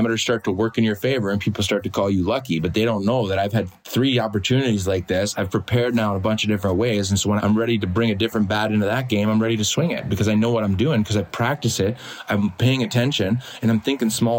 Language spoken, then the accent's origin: English; United States; moved away as an adult; also born or lived in England; my home country